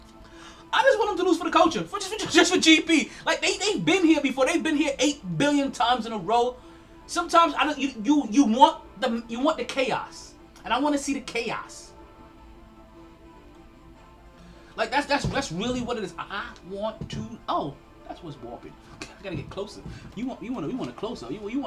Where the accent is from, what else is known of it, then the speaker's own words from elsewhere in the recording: New York, United States; I'm still a New Yorker down like through and through.